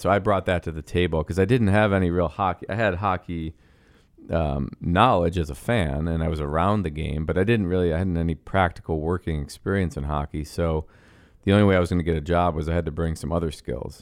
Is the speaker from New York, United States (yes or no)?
yes; Buffalo, New York, United States; moved away as an adult; also born or lived in Montreal, Canada; now in Chicago, United States; we moved to Buffalo from Montreal when I was six years old